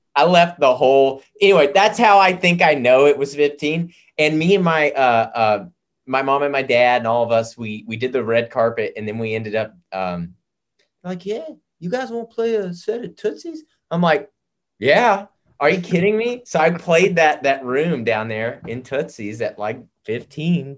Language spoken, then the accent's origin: English; the South, United States; I grew up in the South